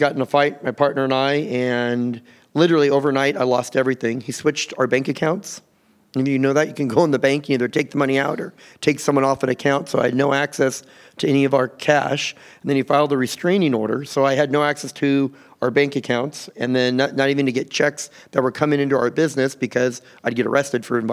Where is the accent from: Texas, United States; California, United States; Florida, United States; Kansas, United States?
California, United States; Southern; I grew up here in Southern California.